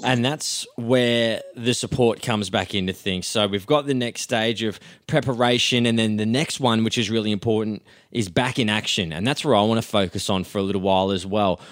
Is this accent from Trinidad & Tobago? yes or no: no; Footscray, Victoria, Australia; I'm born in Footscray